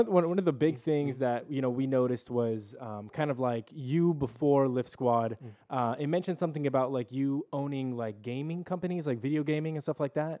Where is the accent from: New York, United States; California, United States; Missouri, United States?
California, United States; El Cajon; we're both from El Cajon